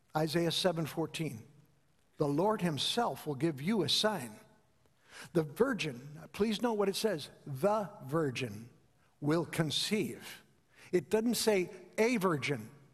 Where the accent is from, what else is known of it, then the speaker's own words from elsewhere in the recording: Chicago, Illinois, United States; growing up in Chicago